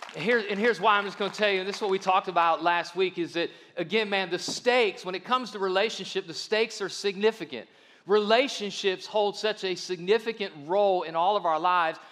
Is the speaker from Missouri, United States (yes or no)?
no; Akron, Ohio, United States; I grew up in Akron, Ohio, which is just right down the road